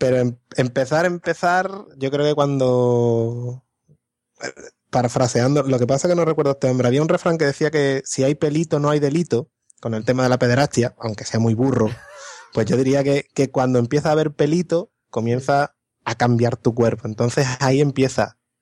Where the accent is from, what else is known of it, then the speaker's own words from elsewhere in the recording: Morón de la Frontera, Andalusia, Spain; moved away as an adult; vengo de un pueblo